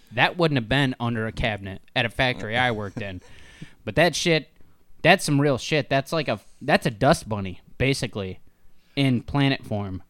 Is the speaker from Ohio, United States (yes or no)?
yes; Northern Ohio, United States; we're from Ohio, Northern Ohio, right? Yeah. That's where we're based